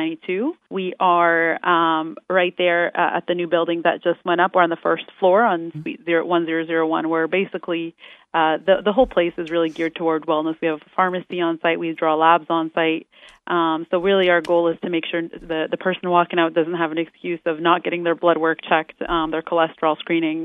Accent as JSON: {"language": "English", "country": "Canada", "also_born_or_lived": "Florida, United States", "moved": "as an adult", "lives_now": "Orlando, United States", "said": "I'm a Canadian"}